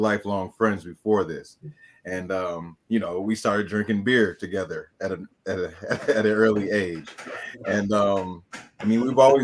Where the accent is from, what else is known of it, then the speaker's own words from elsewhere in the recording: Oak Park, Illinois, United States; we grew up in Oak Park